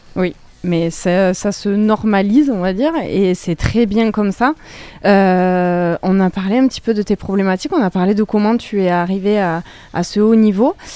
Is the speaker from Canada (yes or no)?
no; France; chez nous en France